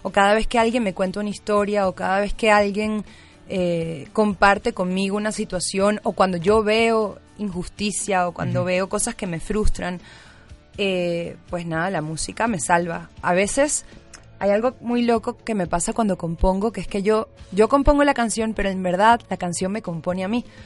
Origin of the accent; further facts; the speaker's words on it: Caracas, Capital District, Venezuela; moved away as an adult; now in Mexico City, Mexico; yo soy cantautora, nací en Caracas, Venezuela, y tengo dos años y medio ya viviendo acá en Ciudad de México.